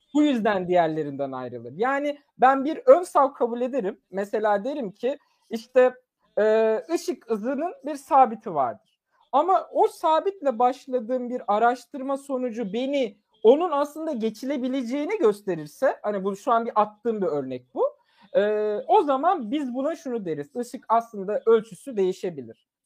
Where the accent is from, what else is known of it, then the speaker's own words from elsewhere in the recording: Turkey; Turkish is a second language; moved away; also born or lived in Germany; çok küçük yaşta yaklaşık 4 ya da 3 yaşındayken Türkiye'ye geldim ve Türkiye'de Türkçe öğrendim